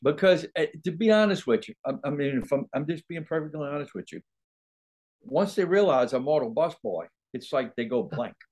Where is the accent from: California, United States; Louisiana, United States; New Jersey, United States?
Louisiana, United States; New Orleans; also born or lived in Hollywood; now in Baton Rouge, United States; I'm in Baton Rouge, Louisiana now. Oh, uh, oh, I was born and raised in New Orleans